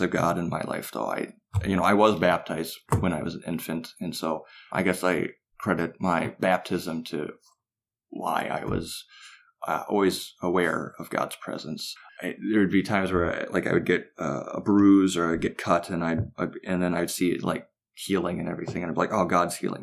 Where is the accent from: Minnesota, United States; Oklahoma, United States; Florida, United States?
Minnesota, United States; Fairmont; I grew up in Fairmont, Minnesota.